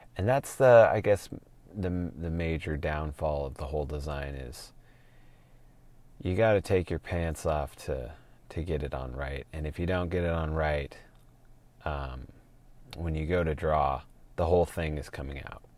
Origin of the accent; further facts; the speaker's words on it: Portland, Oregon, United States; moved away as an adult; also born or lived in Utah; born and raised in Portland, seventh or eighth generation